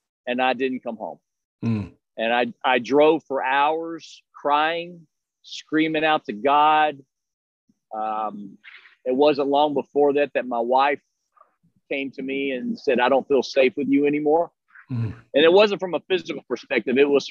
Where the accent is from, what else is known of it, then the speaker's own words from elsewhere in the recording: Texas, United States; now in Melbourne, United States; where I grew up in Texas